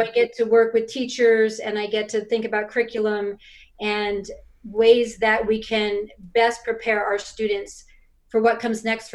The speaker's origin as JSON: {"language": "English", "region": "New York", "country": "United States", "tie": "born or raised there", "moved": "as an adult", "lives_now": "Utah, United States", "said": "I was born and raised in New York and moved to Utah probably about 25 years ago"}